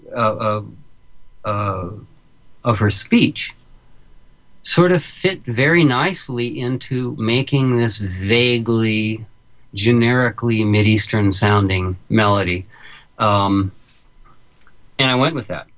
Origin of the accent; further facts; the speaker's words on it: New York City, New York, United States; I'm a New Yorker